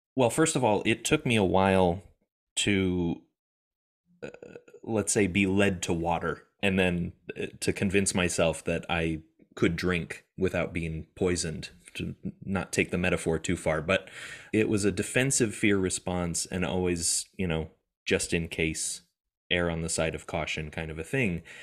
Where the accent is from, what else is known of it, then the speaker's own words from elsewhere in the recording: United States; moved away; I'm an American living in America at the time.